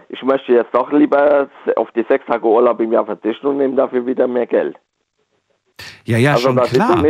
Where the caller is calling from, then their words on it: Rhineland-Palatinate, Germany; Ja, ich bin aus dem Westerwald in der Nähe von Bad Marienberg.